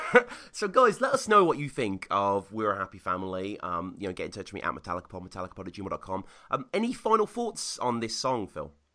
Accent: United Kingdom; moved away; as a Brit

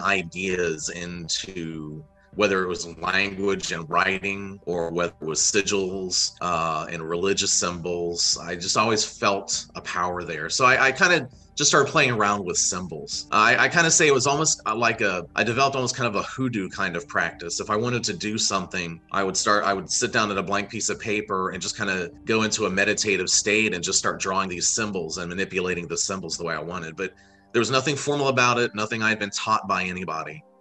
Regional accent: Florida, United States; moved away as an adult; also born or lived in Wyoming; my college years where I, I moved away from Florida

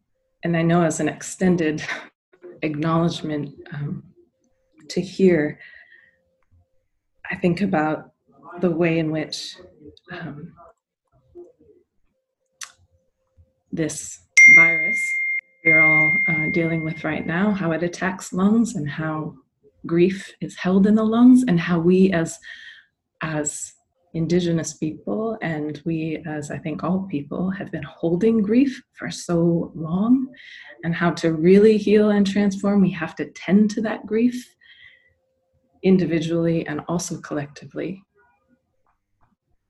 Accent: Soldotna, Alaska, United States; now in New York, United States; I grew up on Dena'ina and Kanaitse land up in Alaska. And I live now in the Na'pe Hoking on the Lower East Side of Manhattan.

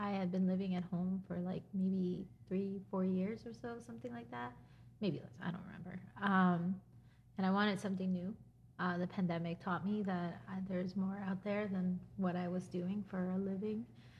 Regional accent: New Jersey, United States; moved away as an adult; also born or lived in Newark / Plainfield / North Plainfield / Bridgewater; now in Easton, United States; I did move around a lot. I went from like Newark to Plainfield to North Plainfield to Bridgewater to Somerset. All of Central Jersey.

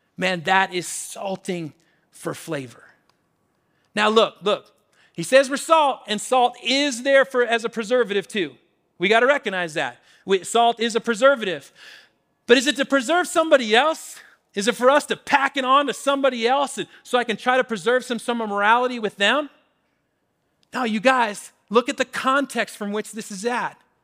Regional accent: Washington, United States; now in Colorado, United States; Growing up in Washington, especially in college in Western Washington

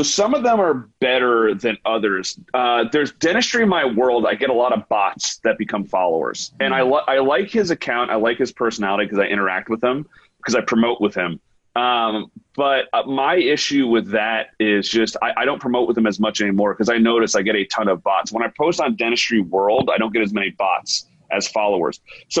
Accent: United States; I'm like, because like, you know, I'm an American dentist. We don't use, we don't use microscopes.

